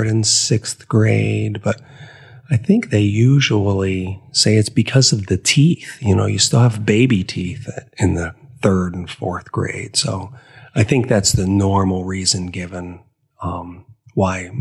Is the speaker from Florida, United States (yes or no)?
no; Ohio, United States; moved away; I grew up in Ohio